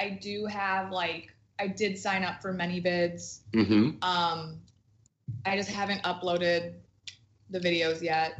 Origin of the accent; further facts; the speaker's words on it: Minneapolis, Minnesota, United States; I might like get hotel rooms back home because I'm from Minneapolis. I travel out to LA for work.